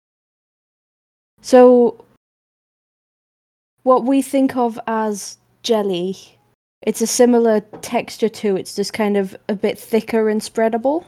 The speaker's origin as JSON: {"language": "English", "town": "Manchester", "region": "North West England", "country": "United Kingdom", "accent": "northern", "said": "as a Mancunian"}